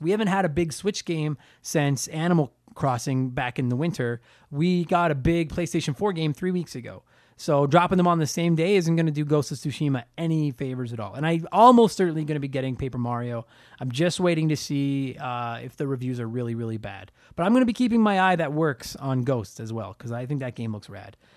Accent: Canada; I'm a Canadian comedian

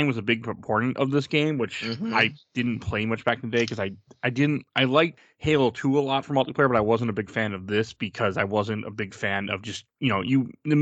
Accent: United States; I am American

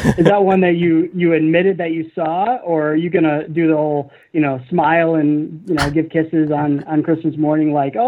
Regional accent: Midwest, United States; You know, I'm just a Midwesterner, I guess.

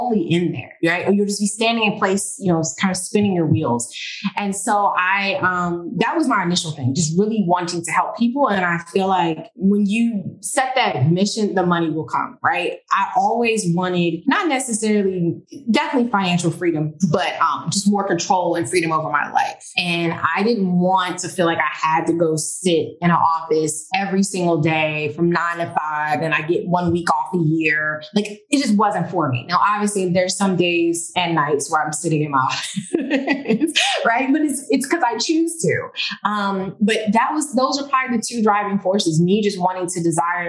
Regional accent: Washington, District of Columbia, United States; also born or lived in Maryland; now in Miami, United States; if anyone is in the Washington, DC area, that's my hometown

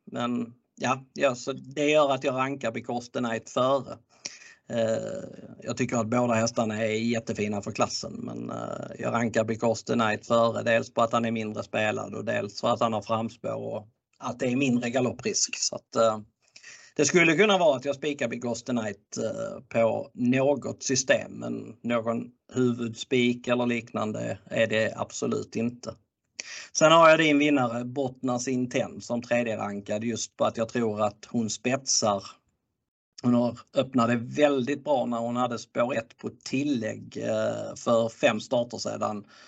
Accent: Skåne, Sweden; jag är skåning

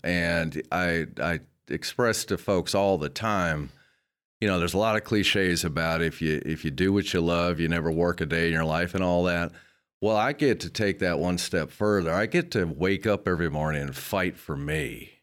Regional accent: Dowagiac, Michigan, United States; moved away; I grew up in Southwest Michigan, uh, small town, Dowagiac

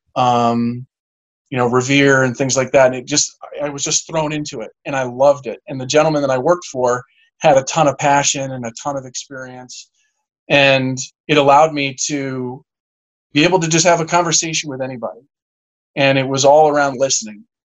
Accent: Garden City, New York, United States; also born or lived in Suffolk County, New York / Cooperstown, New York; we grew up in in Garden City

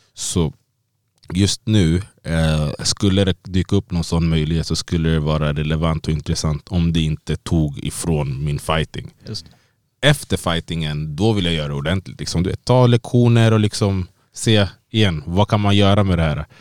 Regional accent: Sweden; moved away as an adult; now in Las Vegas, United States; jag är född och uppvuxen här i Sverige

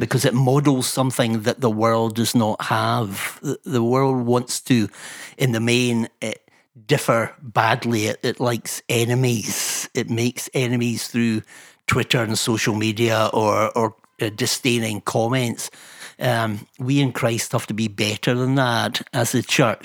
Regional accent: Fife, Scotland, United Kingdom; a cantankerous wee fifer

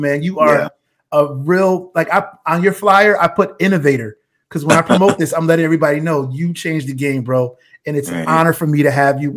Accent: Bridgeport, Connecticut, United States; I grew up in Bridgeport, Connecticut

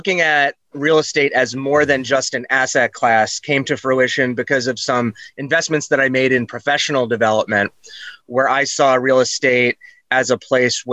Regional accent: New York City, New York, United States; also born or lived in Hanover, New Hampshire; now in New Hampshire, United States; I was born in New York City, thus the talking loud and fast. That hasn't worn off.

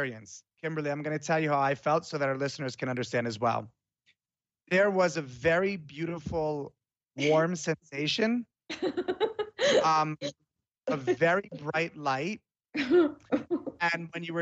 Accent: Florence, Tuscany, Italy; moved away; when I was little, I grew up in Florence, Italy

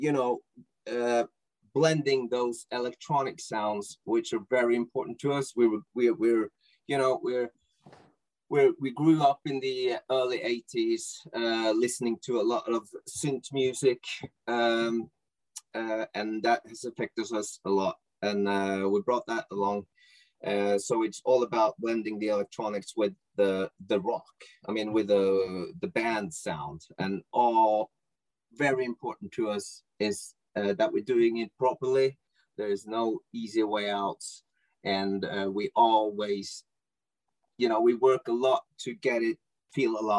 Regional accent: Norway; English is a second language; I'm from Norway, and yes, we speak good Norwegian

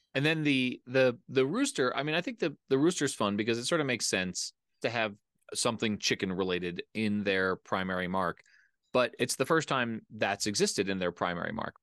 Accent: near Philadelphia, Pennsylvania, United States; I grew up in the Northeast. I grew up near Philadelphia

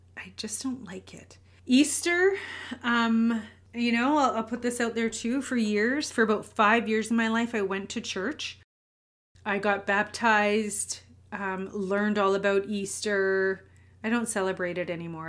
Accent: Winnipeg, Manitoba, Canada; I'm born and raised in Winnipeg, Manitoba, Canada

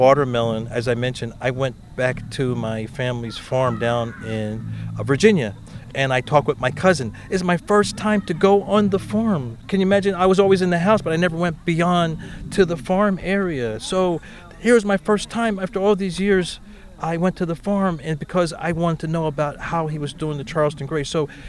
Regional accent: South Korea; born there; I was born in Korea, and to connect with the Hongo-shu Korean pepper is pretty awesome.

